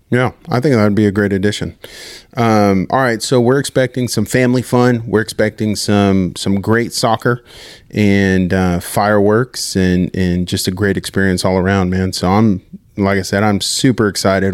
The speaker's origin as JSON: {"language": "English", "region": "Southern California", "country": "United States", "moved": "yes", "said": "I'm from Southern California"}